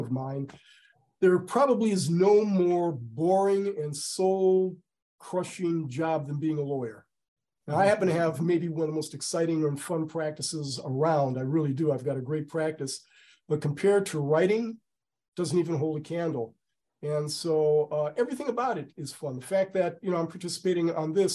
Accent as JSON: {"language": "English", "town": "Cleveland", "region": "Ohio", "country": "United States", "tie": "born or raised there", "said": "my hometown of Cleveland"}